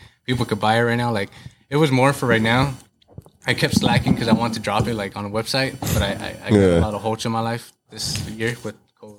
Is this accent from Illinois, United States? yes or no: no; Garden Grove, California, United States; I'm right off the 22. So, you know, I'm from Garden Grove.